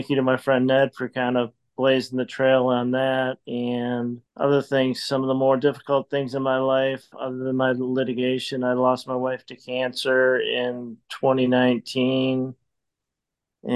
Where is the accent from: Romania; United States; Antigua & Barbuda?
United States; Madison, Wisconsin; moved away as an adult; also born or lived in Houston, Texas; now in Chicago, United States; born and raised in Madison, Wisconsin.